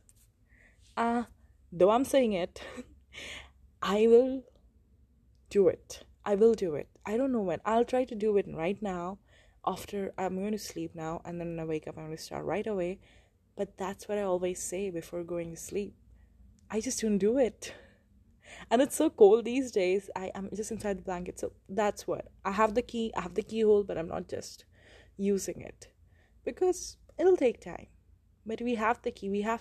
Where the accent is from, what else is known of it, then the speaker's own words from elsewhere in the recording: India; I'm from India